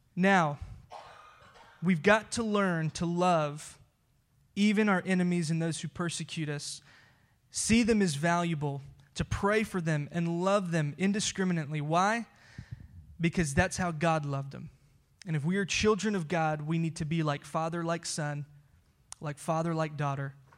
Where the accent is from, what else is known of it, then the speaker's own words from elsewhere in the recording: United States; we as American Christians